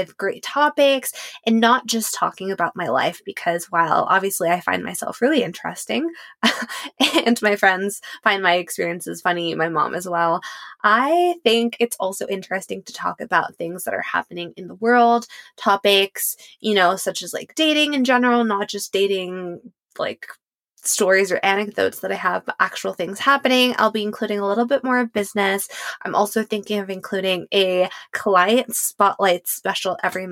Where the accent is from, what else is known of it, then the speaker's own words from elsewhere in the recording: Mexico; moved away as an adult; also born or lived in Paris; growing up in Mexico